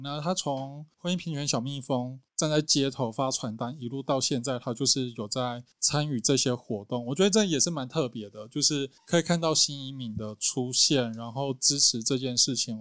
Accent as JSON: {"language": "Chinese", "region": "Nantou County", "country": "Taiwan", "said": "比如说像我们南投"}